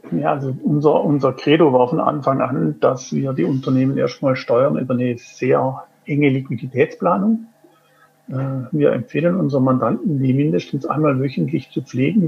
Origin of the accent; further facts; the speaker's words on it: Singen, Baden-Württemberg, Germany; moved away as an adult; now in Switzerland; ich bin geboren in Singen am Hohenwil. Das ist ein Ort im Süden Deutschlands, Baden-Württemberg, in Nähe vom Bodensee, kurz vor der Schweizer Grenze.